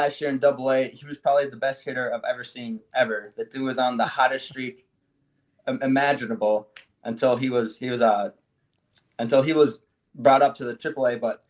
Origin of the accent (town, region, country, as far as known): Saint Paul, Minnesota, United States; born or raised there